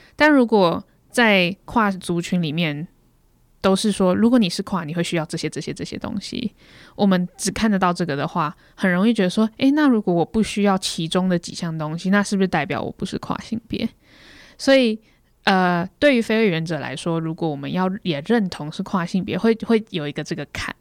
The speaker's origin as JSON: {"language": "Chinese", "country": "Taiwan", "said": "我是台湾人"}